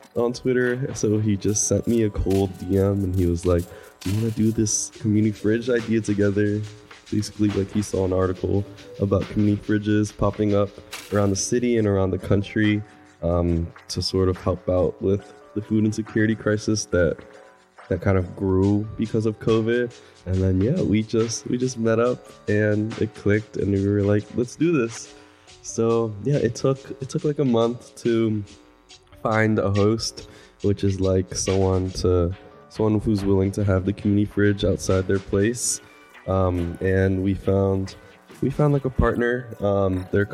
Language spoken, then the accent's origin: English; Philadelphia, Pennsylvania, United States; I'm from South Philly, 20 years old right now